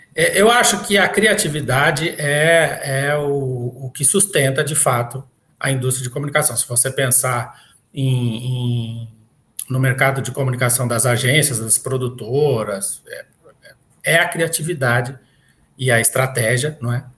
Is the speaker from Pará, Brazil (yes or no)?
no; Minas Gerais, Brazil; moved away; Minas Gerais, que foi na cidade onde eu nasci